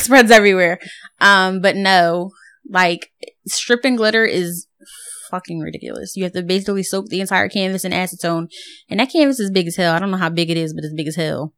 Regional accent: Philadelphia, Pennsylvania, United States; I'm from Philly

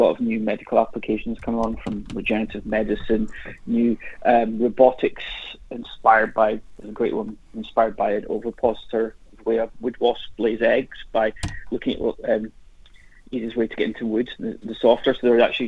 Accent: Highlands of Scotland, United Kingdom; the kind of teachings my grandfather gave me when I was growing up in the Highlands of Scotland

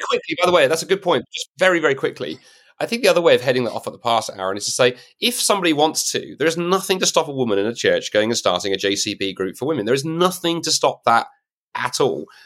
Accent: United Kingdom; as a Brit

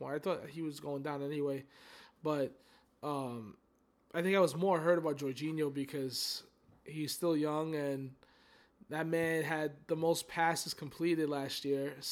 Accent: Naples, Campania, Italy; now in Texas, United States; that's where I'm from. That's my hometown.

